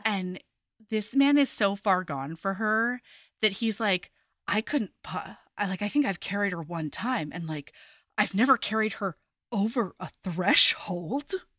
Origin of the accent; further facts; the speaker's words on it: Oregon, United States; I was growing up in Oregon